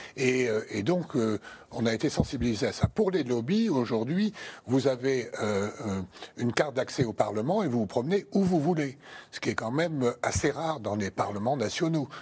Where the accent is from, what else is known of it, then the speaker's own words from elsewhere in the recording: France; chez nous en France